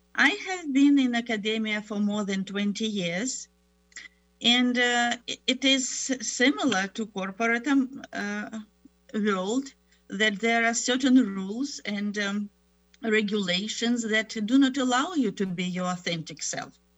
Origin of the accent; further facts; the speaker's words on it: Ukraine; English is a second language; moved away as an adult; also born or lived in Germany / Moscow, Russia / Tennessee, United States; now in United States; I was born in Germany, grew up in Ukraine